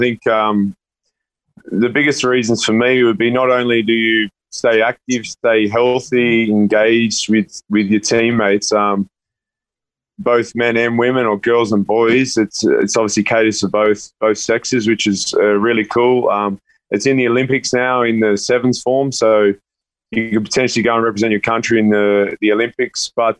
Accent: Sydney, New South Wales, Australia; moved away as an adult; now in Los Angeles, United States; I grew up in Western Sydney, and if you ever told me that at the back end of my career, I'd be sitting in Los Angeles playing rugby, like, I would never have believed it.

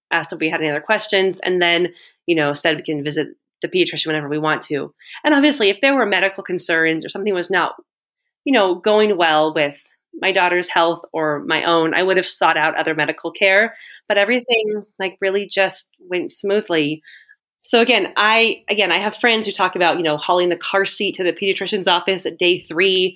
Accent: California, United States; moved away as an adult; now in Guatemala; I'm originally from California

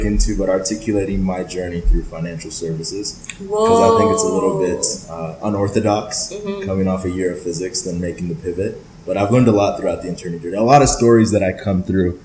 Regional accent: Ohio, United States; born or raised there; also born or lived in Lagos, Nigeria

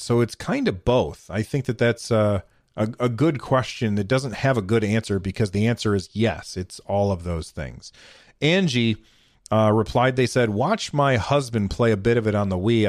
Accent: United States; I'm an American

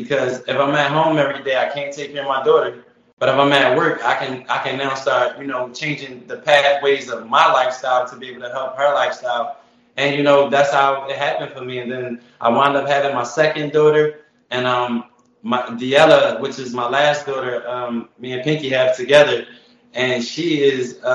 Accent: Philadelphia, Pennsylvania, United States; moved away as an adult; now in Atlanta, United States; I'm from West Philadelphia, born and raised just like Will Smith

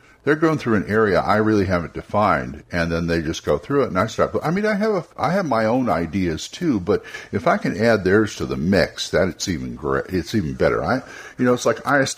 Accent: California, United States; I'm from California

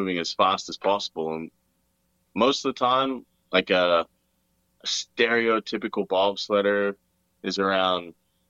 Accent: Australia; born there; accent: hybrid; also born or lived in Canada; So for me, actually, so I was born in Australia. That's why I have like kind of a weird, well, I don't know, I think I have like a hybrid accent.

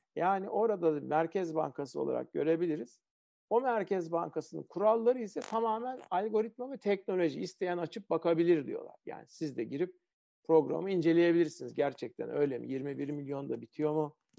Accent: Ankara, Turkey; Ben Ankara'da büyüdüm. Ortaokulu filan liseyi Ankara'da okudum.

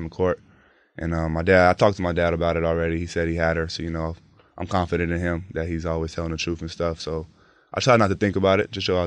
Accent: Chino Hills, California, United States; I'm from Chino Hills

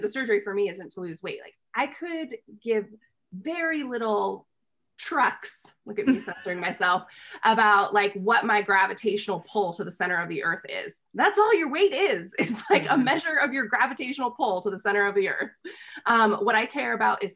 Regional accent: United States; I'm from the United States

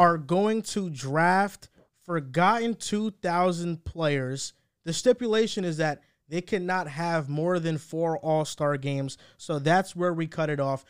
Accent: New Jersey, United States; I'm from New Jersey

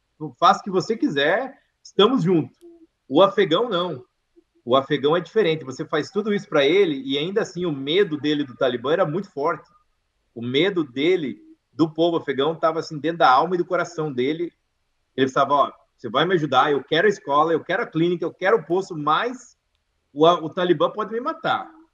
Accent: Brazil; moved away as an adult; also born or lived in Idaho, United States; now in United States; eu nasci no Brasil, não nasci aqui

